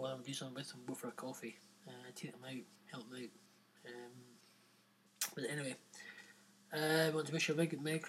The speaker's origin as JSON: {"language": "English", "region": "Scotland", "country": "United Kingdom", "also_born_or_lived": "Edinburgh", "said": "we are broadcasting from Edinburgh in Scotland, UK"}